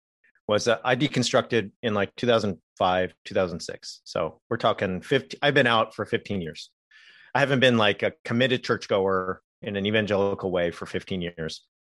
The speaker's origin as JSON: {"language": "English", "region": "California", "country": "United States", "tie": "born or raised there", "said": "I grew up in Southern California, converted at a mega church when I was 14, was in ministry by 18."}